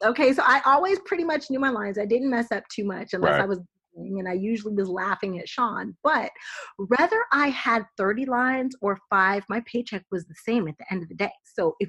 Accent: East Coast, United States; I'm from the East Coast.

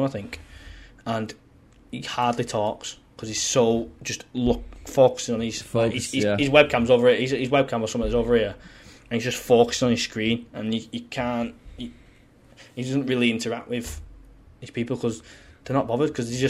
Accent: St Helens, North West England, United Kingdom; born or raised there; accent: plastic scouser; now in Wigan, United Kingdom

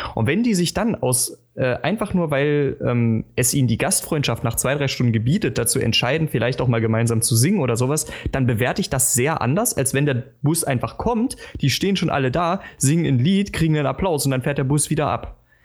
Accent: Germany; als Deutscher

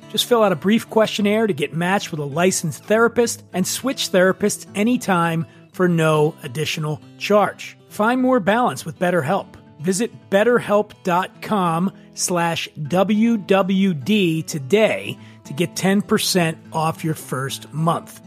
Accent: Philadelphia, Pennsylvania, United States; moved away; I'm from Philadelphia

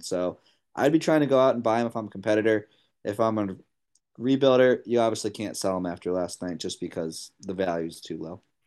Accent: Cleveland, Ohio, United States; I'm from Cleveland

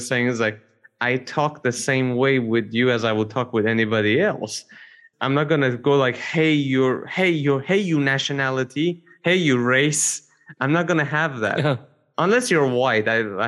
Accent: Canada; Look, I am French, okay. But I am white, but I am Canadian.

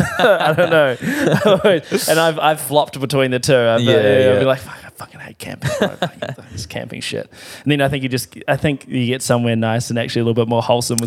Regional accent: South Island, New Zealand; There's nothing, because I'm from the South Island, so we're lake people down there. Yeah. We're not ocean people.

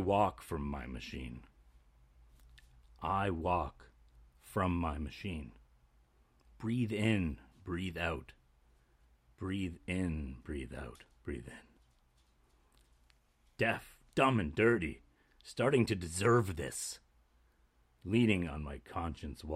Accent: Canada; We're 19. We're from Canada

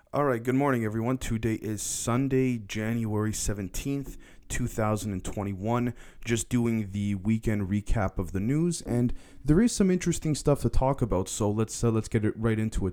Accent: Canada; also born or lived in United States; I'm, I'm Canadian, even though I spent a lot of time in the States

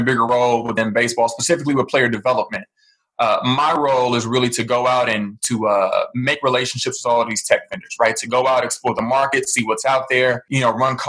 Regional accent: St. Louis, Missouri, United States; I was born and raised in St. Louis, Missouri

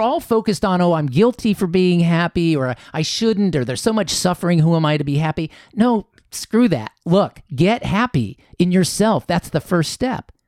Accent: Columbus, Ohio, United States; moved away as an adult; also born or lived in Chicago, Illinois / Japan; now in Costa Mesa, United States; I was born in Chicago, was there till I was seven, and then I moved over to Columbus

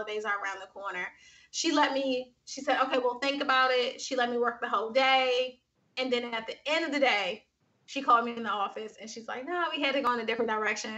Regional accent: Washington, District of Columbia, United States; Yeah, I'm from Washington, D.C. So I grew up in Washington, D.C. Shout out to everybody that's listening that grew up in D.C.

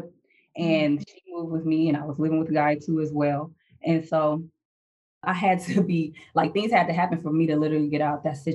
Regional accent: Chicago, Illinois, United States; moved away as an adult; I'm originally from Chicago. So I joined out of Chicago at the age of 19.

